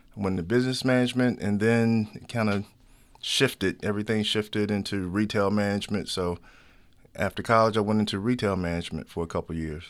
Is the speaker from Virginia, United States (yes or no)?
yes; Chesapeake, Virginia, United States; moved away; also born or lived in Baltimore; I'm from Chesapeake, Virginia, which is right beside Norfolk and Virginia Beach